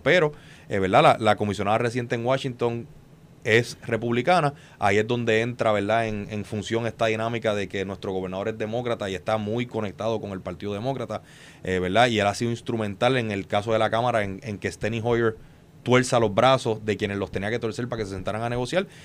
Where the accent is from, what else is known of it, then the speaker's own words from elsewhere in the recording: Puerto Rico; como puertorriqueño